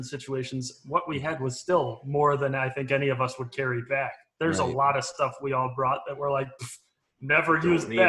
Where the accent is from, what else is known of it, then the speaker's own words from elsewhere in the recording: Johnsburg, United States; growing up in Johnsburg